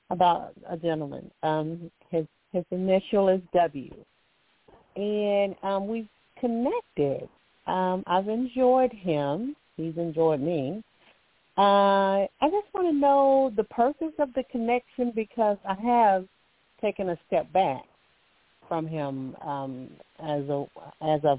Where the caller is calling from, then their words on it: Alabama, United States; and I'm calling from Alabama.